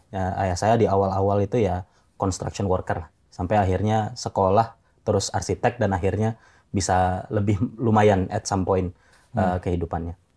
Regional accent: Jakarta, Indonesia; born there; Saya kelahiran Jakarta.

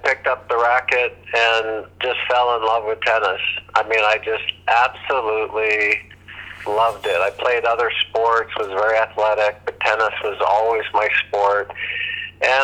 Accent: Thousand Oaks, California, United States; also born or lived in New Orleans, Louisiana; I was born in New Orleans and lived there until I was 7 and a half, and my parents moved out with my two brothers to Thousand Oaks, California

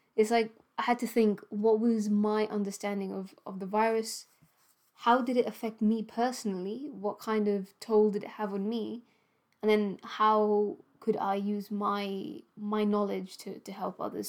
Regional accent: Gibraltar; now in United Kingdom; my home country, Gibraltar

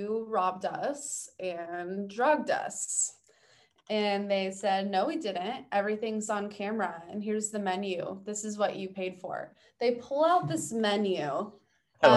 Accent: United States; we're from America.

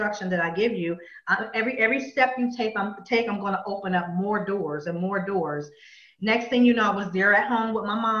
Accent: Pennsylvania, United States; I'm from Pennsylvania. I've grown up there all my life

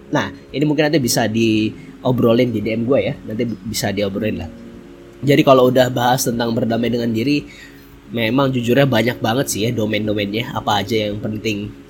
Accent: Bontang, East Kalimantan, Indonesia; Hari ini gue lagi ada di Bontang, Kalimantan Timur. Ya, bener banget. Tentunya ini adalah kampung halaman gue. Ini adalah tempat lahir gue yaitu di Bontang.

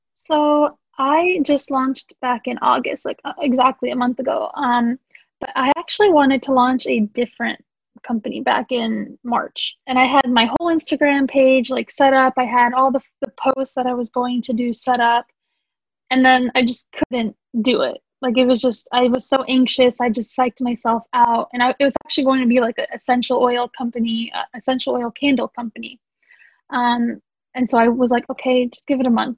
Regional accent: St. Petersburg, Florida, United States; also born or lived in Sanski Most, Bosnia and Herzegovina; I have lived in St. Pete, Florida for most of my life

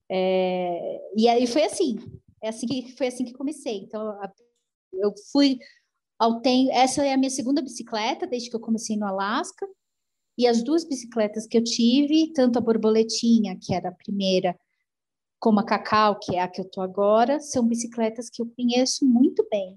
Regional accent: São Paulo, Brazil; moved away as an adult; eu sou de São Paulo

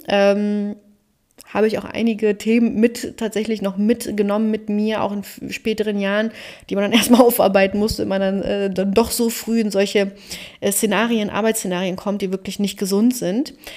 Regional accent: Cologne, North Rhine-Westphalia, Germany; moved away as an adult; also born or lived in Berlin; Ich bin geborene Kölnerin mit rumänischen Wurzeln und lebe wieder in Köln

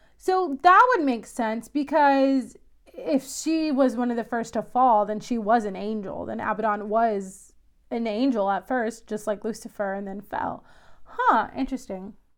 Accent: Missouri, United States; it is in Missouri, which is my home state

